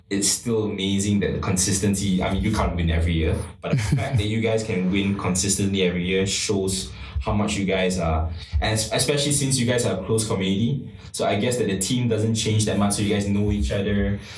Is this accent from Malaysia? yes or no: yes; Malaysia; being being being Malaysian